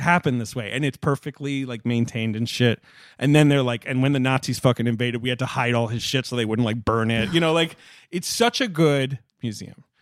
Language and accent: English; London, United Kingdom; moved away; I grew up in North London.